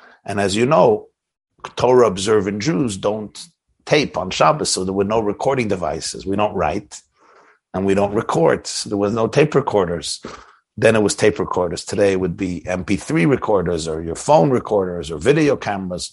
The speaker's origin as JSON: {"language": "English", "town": "New York City", "region": "New York", "country": "United States", "tie": "born or raised there", "said": "I was born in Brooklyn, New York, in 1972."}